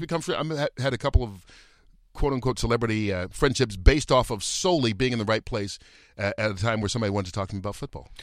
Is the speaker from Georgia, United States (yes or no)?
yes; Atlanta, Georgia, United States; now in Los Angeles, United States; I grew up in Atlanta